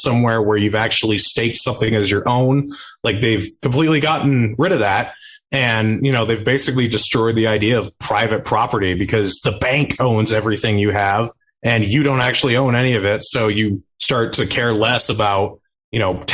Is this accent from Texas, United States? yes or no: no; New Hampshire, United States; moved away; I am moving back to my home state of New Hampshire in a couple months